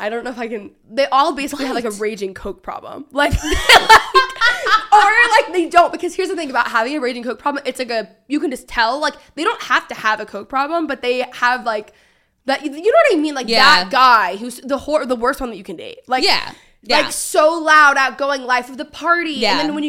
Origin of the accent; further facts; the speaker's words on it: Texas, United States; I don't know if it's the books that I'm reading or the fact that I just, like, love Nashville and I'm so Texan or what it is.